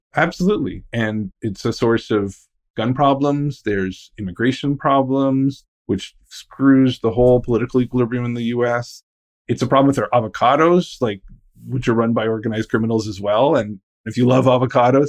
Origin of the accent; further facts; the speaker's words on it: outside Ottawa, Ontario, Canada; I'm from outside Ottawa